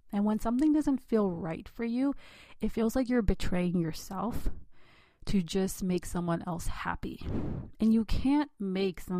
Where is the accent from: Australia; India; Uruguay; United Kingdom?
India; God forbid I be an independent thinker as a girl, as an Indian girl.